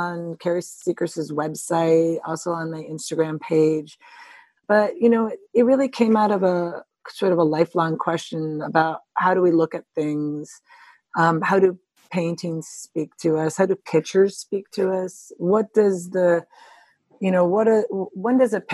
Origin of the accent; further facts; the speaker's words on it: United States; moved away as an adult; also born or lived in Chicago / Cranbrook; I grew up around New York